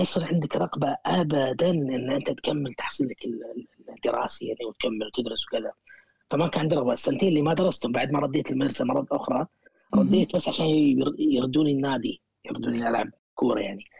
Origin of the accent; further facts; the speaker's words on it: Kuwait; moved away as an adult; also born or lived in Sulaibiya, Kuwait; now in United Kingdom; إني من، من، من الكويت